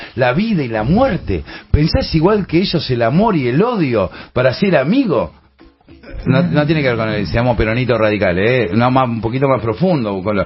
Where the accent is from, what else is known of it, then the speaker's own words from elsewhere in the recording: Buenos Aires, Argentina; cuando yo era pibe, en los fichines, vos tenías los lugares... ¿Dónde? En Buenos Aires